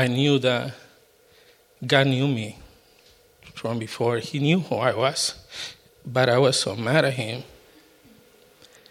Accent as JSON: {"language": "English", "country": "Costa Rica", "moved": "yes", "lives_now": "United States", "said": "I'm from Costa Rica"}